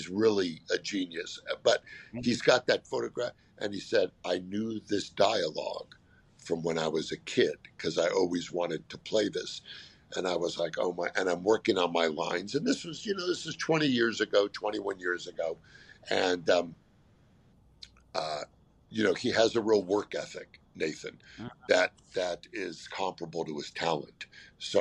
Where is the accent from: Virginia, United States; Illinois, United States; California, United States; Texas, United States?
California, United States; I grew up in California